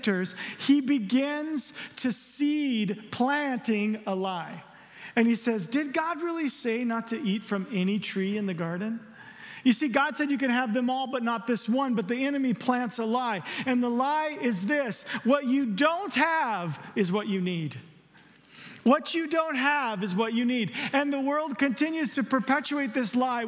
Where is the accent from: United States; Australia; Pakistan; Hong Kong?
United States; the South; I'm from the South